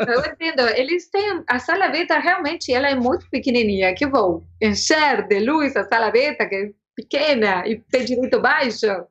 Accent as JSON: {"language": "Portuguese", "region": "Montevideo", "country": "Uruguay", "tie": "born or raised there", "also_born_or_lived": "São Paulo, Brazil", "second_language": "Portuguese", "moved": "as an adult", "lives_now": "Brazil", "said": "Eu sou de Montevideo"}